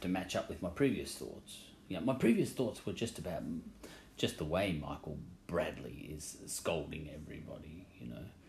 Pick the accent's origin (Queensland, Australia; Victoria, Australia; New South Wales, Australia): Victoria, Australia; I'm from Victoria